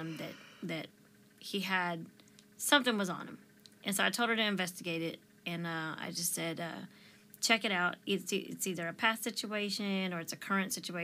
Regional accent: Delaware, United States; moved away as an adult; now in Texas, United States; Delaware is my home state, but Texas is where my family is

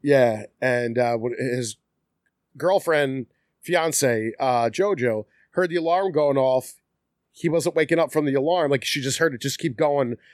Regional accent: Philadelphia, Pennsylvania, United States; also born or lived in Collingdale; I'm originally from South Philly.

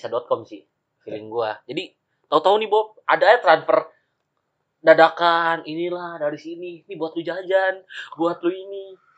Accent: Tangerang, Banten, Indonesia; kalau kita orang Tangerang ya kan.

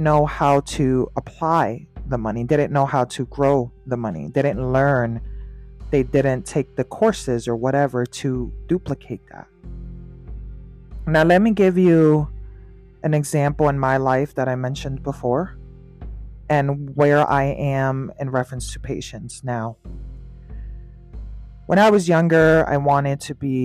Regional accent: New York, United States; Being a New Yorker

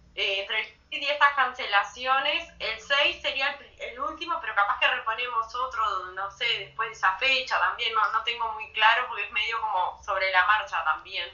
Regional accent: Rocha, Uruguay; yo soy de Rocha

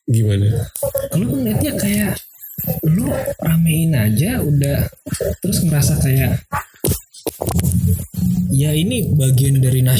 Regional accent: Bekasi, West Java, Indonesia; gue bilang gue aja gue orang Bekasi bang

